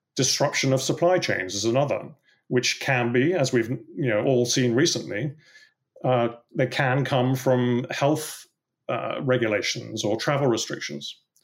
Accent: England, United Kingdom; you can probably tell from my accent that I, uh, grew up in England

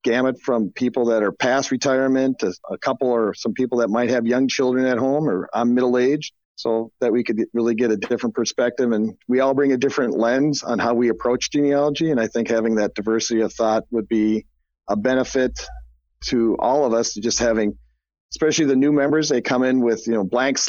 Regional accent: Minneapolis, Minnesota, United States; moved away as an adult; now in Muscatine, United States; I grew up in the Twin Cities up in Minnesota

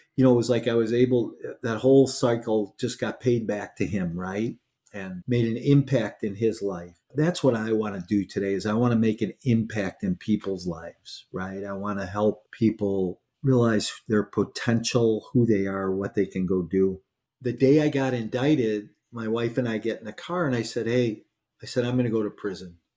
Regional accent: Chicago, Illinois, United States; I grew up in Chicago

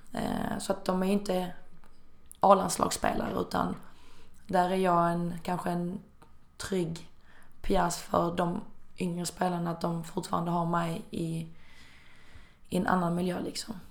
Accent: Malmö, Skåne, Sweden; moved away as an adult; also born or lived in China; jag hade inte heller bott hemma i Malmö på väldigt, väldigt länge

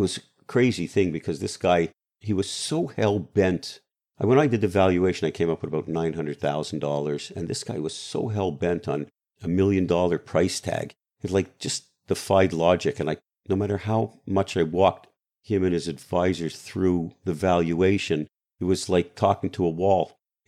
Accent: Canada; now in United States; first of all, I'm Canadian. We don't sue anybody, right? Even though I became an American in 2007, we don't sue anybody.

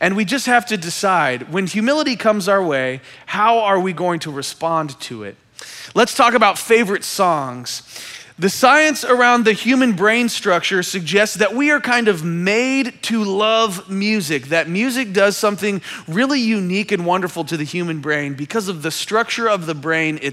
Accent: Kansas City, Missouri, United States; I am from Kansas City

